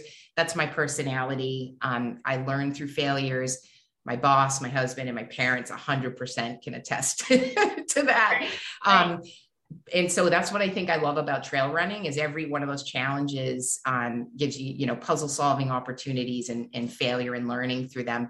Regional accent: New Hampshire, United States; I grew up in New Hampshire.

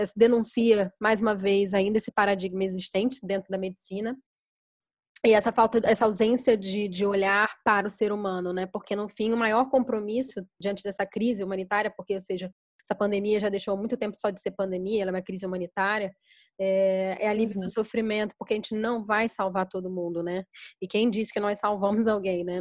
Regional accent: São Paulo, Brazil; eu sou de São Paulo

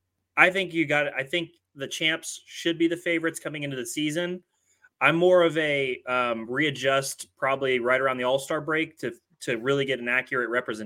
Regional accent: Ohio, United States; Obviously, I'm from Ohio, big Cavs fan.

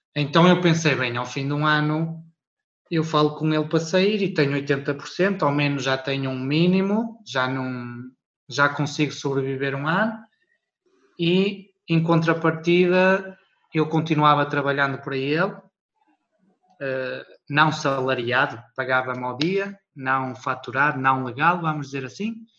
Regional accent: Portugal; moved away as an adult; now in Luxembourg; sou português, mas estou a viver no Luxemburgo

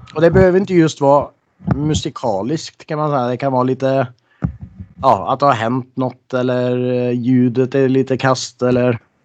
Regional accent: Norway; moved away; jag är ju från Norge

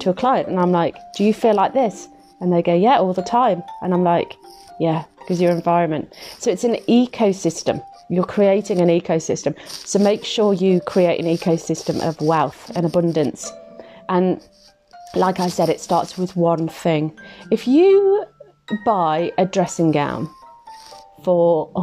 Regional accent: Midlands, United Kingdom; I'm from the Midlands

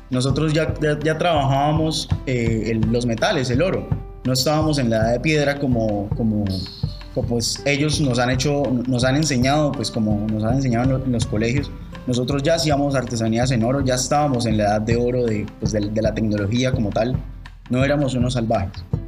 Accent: Colombia; eso que nos hace colombianos

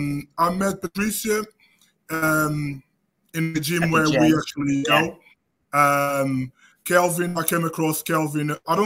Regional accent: Portugal; moved away as an adult; now in United Kingdom; I moved from Portugal to the UK when I was 26.

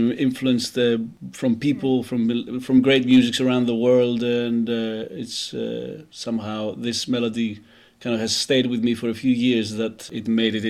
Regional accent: Greece; moved away as an adult; also born or lived in United Kingdom; I was born in Greece, I studied and worked for many years in the UK till a few years back that I started coming back to Greece more often.

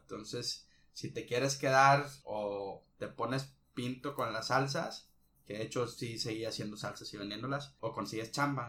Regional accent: Ciudad Obregón, Sonora, Mexico; mi tierra natal, que es Obregón, un poquito acá al sur.

